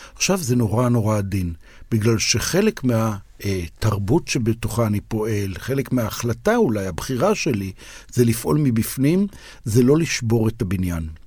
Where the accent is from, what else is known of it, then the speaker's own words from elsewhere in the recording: Israel; אני אומר כישראלי